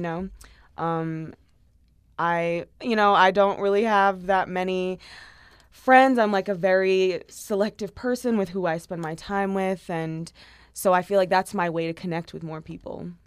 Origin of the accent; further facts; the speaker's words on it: Long Island, New York, United States; I was born and raised in Long Island, New York.